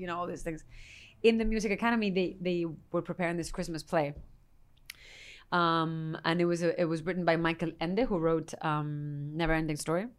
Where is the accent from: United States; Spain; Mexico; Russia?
Spain; moved away; I'm Spanish from Spain